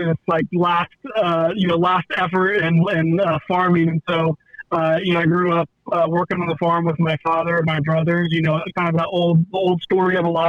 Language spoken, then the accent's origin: English; Sidney, Ohio, United States; now in Hilliard, United States; growing up on a pig farm in Western Ohio, and I kind of was the token farm kid.